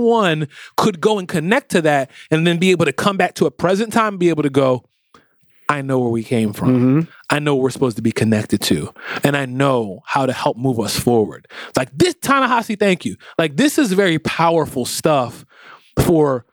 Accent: United States; us African-Americans

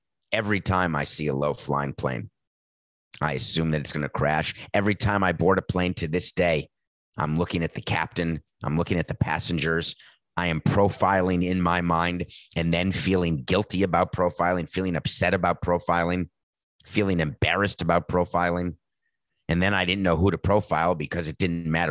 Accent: New York, United States; moved away; I'm a New Yorker. I'd grown up there.

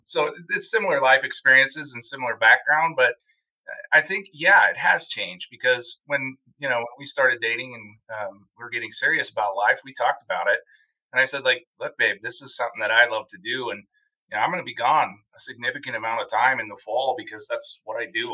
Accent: Wisconsin, United States; my home state of Wisconsin

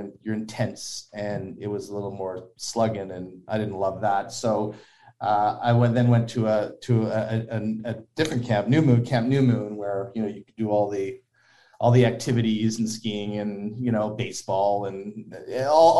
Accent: Toronto, Ontario, Canada; I was at Mount Sinai, which is in Toronto, and grew up in, you know, in kind of Henry Farms area, Don Mills and Shepherd area.

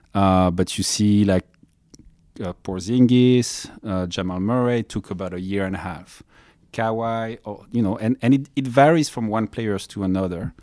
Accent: France; moved away as an adult; now in Los Angeles, United States; I'm coming from France. I came, uh, to United States in ninety-nine.

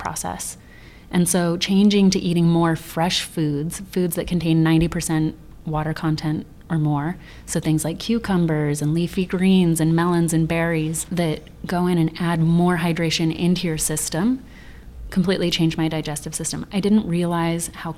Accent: Sedona, Arizona, United States; moved away; ancient food technologies that we were raised with in Sedona

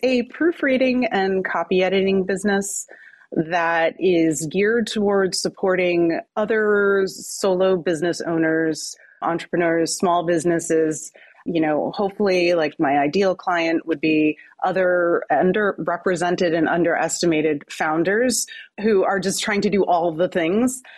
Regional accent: New Jersey, United States; I'm from New Jersey

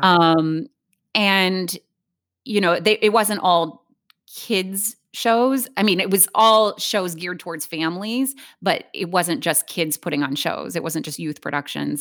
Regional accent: Hilliard, Ohio, United States; I grew up in Columbus, um, well, a suburb of Columbus, Hilliard, Ohio

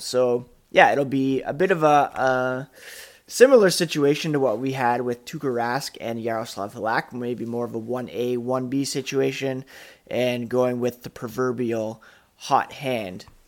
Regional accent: Canada; also born or lived in Guelph, Ontario; being Canadian

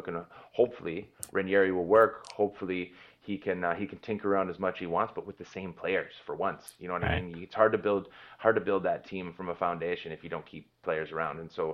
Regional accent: Green Bay, Wisconsin, United States; I grew up in Green Bay, Wisconsin.

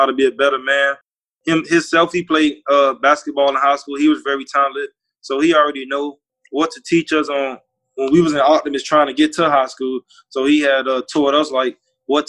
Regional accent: Opa-locka, Florida, United States; I grew up in Opa-locka

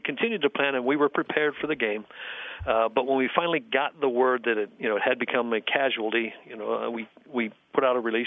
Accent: Buffalo, New York, United States; moved away; I'm originally from Buffalo

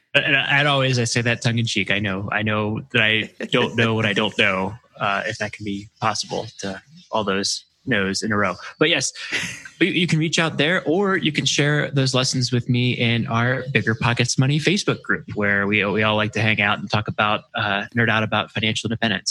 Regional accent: Maryland, United States; I grew up in Maryland near the Naval Academy

